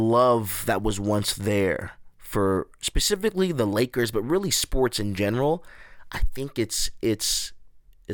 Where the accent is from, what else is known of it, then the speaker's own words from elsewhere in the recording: Inland Empire, California, United States; I was raised in the Inland Empire. I was raised on the outskirts